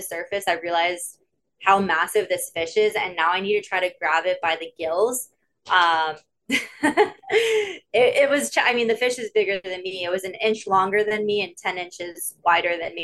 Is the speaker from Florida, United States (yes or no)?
yes; Florida, United States; moved away as an adult; now in Bahamas; I grew up in Florida